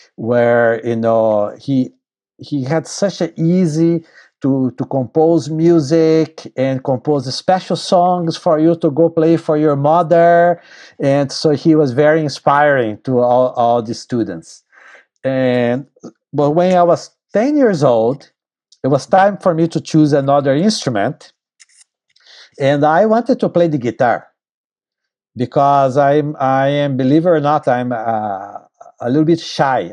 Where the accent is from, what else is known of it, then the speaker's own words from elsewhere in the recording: Tatuí, São Paulo, Brazil; moved away as an adult; also born or lived in Purchase, New York / New York City; my hometown named Tatuí. in the state of São Paulo, Brazil